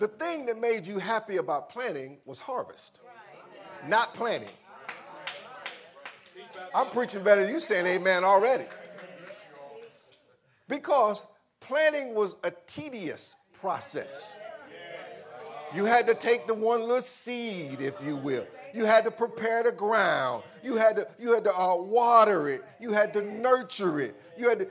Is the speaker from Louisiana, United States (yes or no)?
yes; Louisiana, United States; growing up in Louisiana when my grandfather had a peanut.